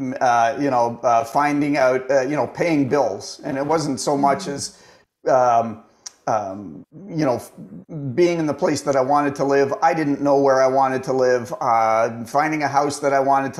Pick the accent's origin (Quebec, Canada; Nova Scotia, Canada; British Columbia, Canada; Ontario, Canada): Ontario, Canada; Toronto; I was born and raised in Toronto